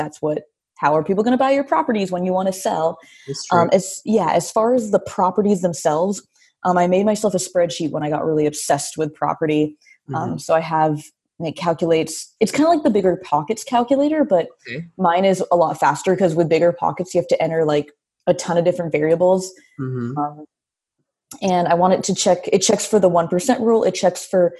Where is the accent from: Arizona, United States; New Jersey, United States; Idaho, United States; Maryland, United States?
Idaho, United States; near Spokane, Washington, Idaho panhandle, United States; also born or lived in Oakland, California; now in San Francisco, United States; I was born in Oakland, lived on a replica of a pirate ship, and then we moved to Idaho, which is really close to, and the panhandle right next to Spokane, Washington